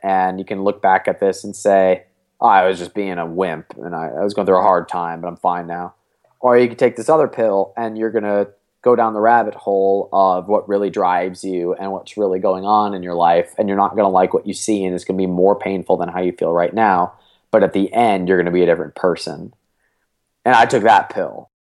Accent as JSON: {"language": "English", "town": "Cleveland", "region": "Ohio", "country": "United States", "said": "I'm from Cleveland, Ohio"}